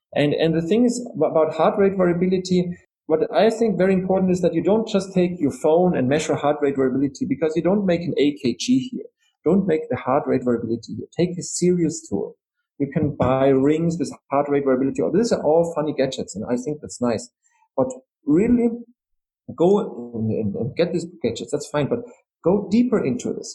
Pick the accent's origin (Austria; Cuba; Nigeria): Austria; I'm from Austria. You know, we're very proud about Mozart